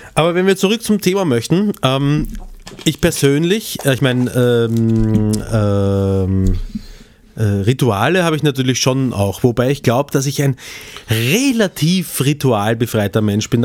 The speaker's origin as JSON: {"language": "German", "region": "Vienna", "country": "Austria", "accent": "Prolo-Wienerisch (Viennese)", "said": "was ich rauslassen habe, ist mehr so das Prolo-Wienerisch"}